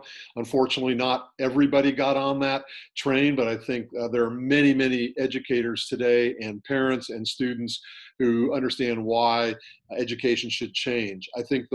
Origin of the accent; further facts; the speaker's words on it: California, United States; I was a public school kid growing up in California